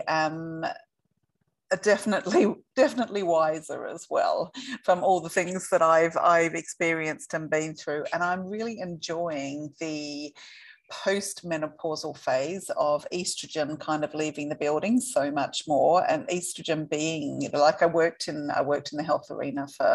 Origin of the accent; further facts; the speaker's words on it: Perth, Western Australia, Australia; moved away; I am from Western Australia, I am from Perth, but I haven't been here for 3.5 years